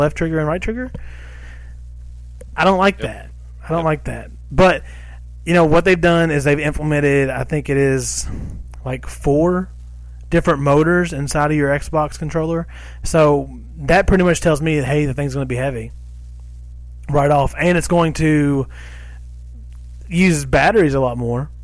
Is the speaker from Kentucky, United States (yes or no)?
yes; Kentucky, United States; We're from Kentucky